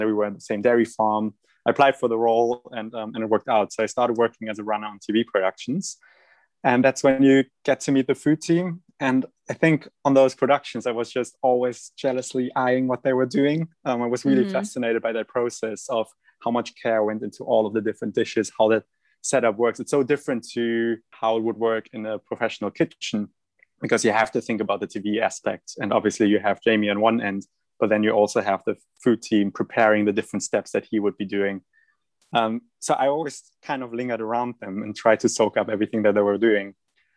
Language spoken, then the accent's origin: English; Germany; accent: German; that's my German accent.